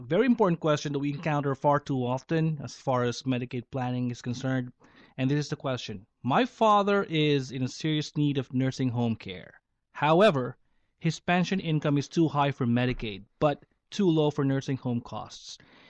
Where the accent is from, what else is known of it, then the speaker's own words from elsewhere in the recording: Philippines; moved away as an adult; now in United States; I'm from the Philippines. I'm a Filipino. I've been a lawyer there for 10 years and then 5 years here in Connors and Sullivan.